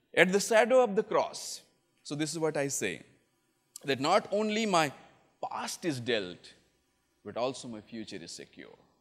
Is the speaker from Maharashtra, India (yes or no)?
no; Chhattisgarh, India; moved away; I come from northern India, I come from Chhattisgarh, which was part of another state called Madhya Pradesh earlier